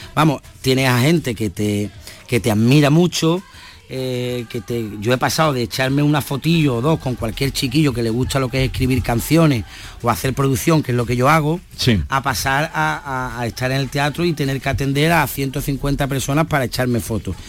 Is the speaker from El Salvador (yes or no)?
no; Andalusia, Spain; nosotros andaluz